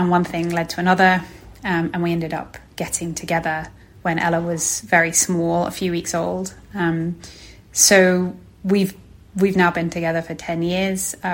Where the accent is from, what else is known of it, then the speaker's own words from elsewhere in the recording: United Kingdom; moved away as an adult; now in Singapore; I'm British and I came by myself with a sort of a suitcase